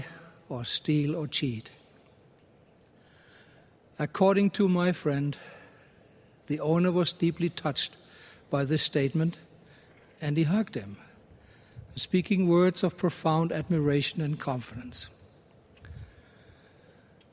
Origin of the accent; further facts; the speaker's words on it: Germany; moved away; my home country of Germany